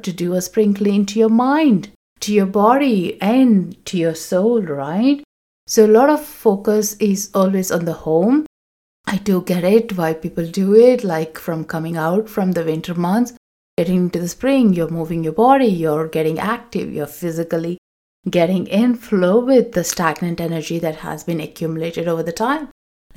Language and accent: English; South India, India; moved away; I come from South India, we have a festival called Ugadi